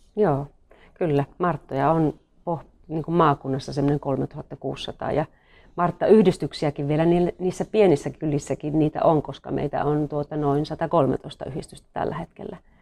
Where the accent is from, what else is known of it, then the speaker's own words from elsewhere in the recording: North Karelia, Finland; Me ollaan niinku molemmat tämmöisiä peruspohjoiskarjalaisia